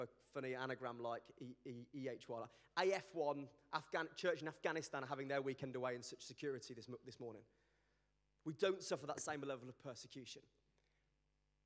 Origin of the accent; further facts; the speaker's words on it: Birmingham, West Midlands, United Kingdom; also born or lived in Sheffield; I'm from Birmingham